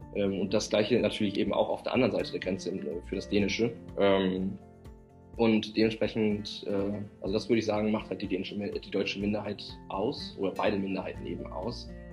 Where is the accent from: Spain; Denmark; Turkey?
Denmark; Southern Denmark; Süddänemark in Betracht ziehen, wo ich ja herkomme. Äh, meine Heimat